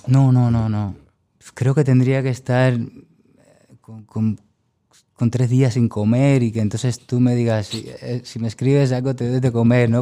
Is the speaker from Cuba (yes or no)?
yes; Cuba; moved away as an adult; now in Huesca, Spain; mi pueblo en Cuba